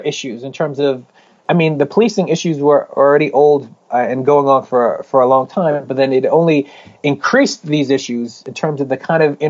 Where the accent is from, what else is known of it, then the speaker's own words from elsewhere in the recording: Philadelphia, Pennsylvania, United States; moved away; When I was in Philly, that's my hometown